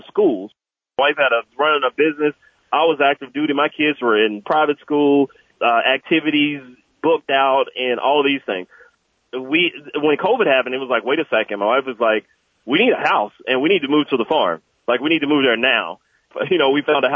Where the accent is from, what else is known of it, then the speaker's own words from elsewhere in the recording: Jackson, Mississippi, United States; moved away as an adult; also born or lived in Fayetteville, North Carolina; now in Bahama, North Carolina, United States; I was born and raised in Jackson, Mississippi, and then I joined the military right after high school